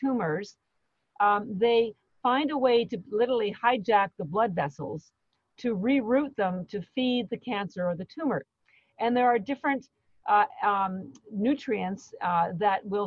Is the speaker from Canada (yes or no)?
yes; Canada; I'm Canadian